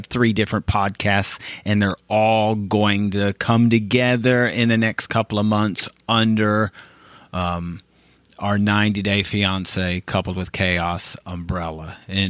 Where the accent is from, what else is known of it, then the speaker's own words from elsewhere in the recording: Midwest, United States; I'm from the Midwest.